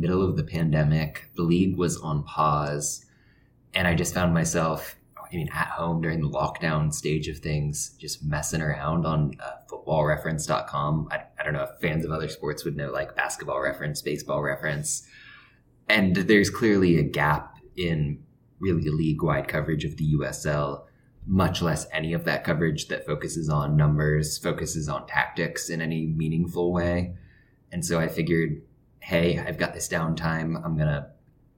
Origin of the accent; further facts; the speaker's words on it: Indianapolis, Indiana, United States; moved away as an adult; also born or lived in Phoenix, Arizona; I grew up in Indianapolis